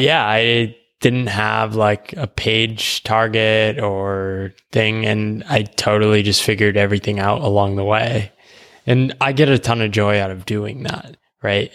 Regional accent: United States; moved away as an adult; I grew up in the U S

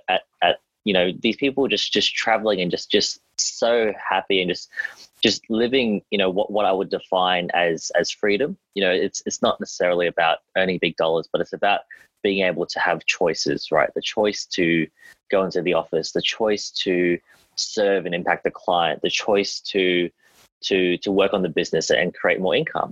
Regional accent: Australia; accent: Australian; I'm Australian

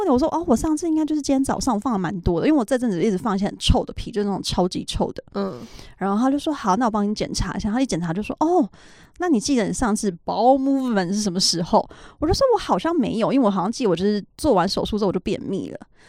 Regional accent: Taiwan; now in United States; 因为他好像知道我是台湾人

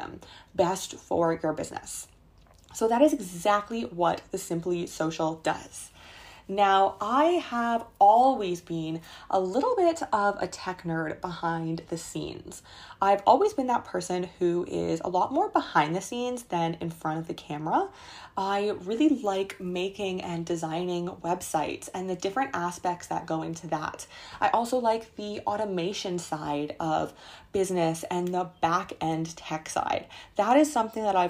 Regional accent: Canada; I was growing up in Canada in a small town, and I wanted to live in the big city.

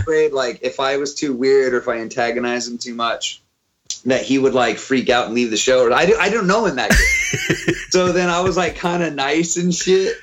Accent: Auburn, California, United States; also born or lived in Sacramento, California; now in Oakland, United States; growing up in Auburn, like I realized, like I grew up around a bunch of like sort of redneck

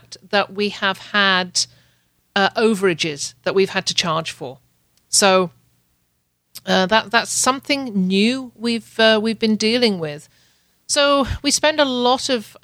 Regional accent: United Kingdom; now in Canada; I'm a Brit

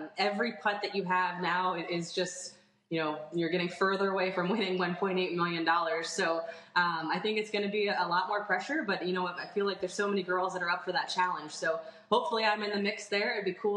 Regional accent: United States; being an American player

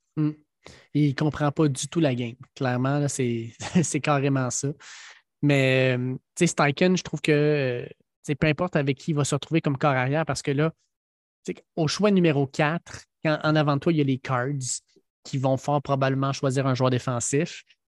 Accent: Quebec, Canada; on est bien des Québécois

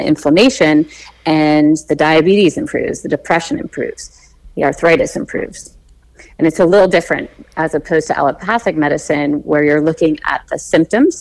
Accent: Darien, Connecticut, United States; moved away as an adult; also born or lived in San Diego, California; now in California, United States; I grew up in Darien.

